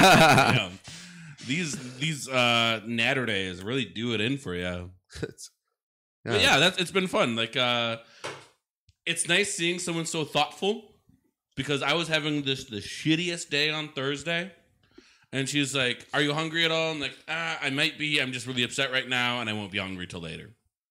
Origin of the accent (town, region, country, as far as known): Oshkosh, Wisconsin, United States; born or raised there